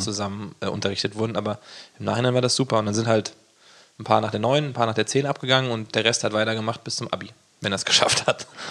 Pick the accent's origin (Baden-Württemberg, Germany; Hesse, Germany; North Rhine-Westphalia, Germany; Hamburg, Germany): Hesse, Germany; Gießen; ich komme ja aus Gießen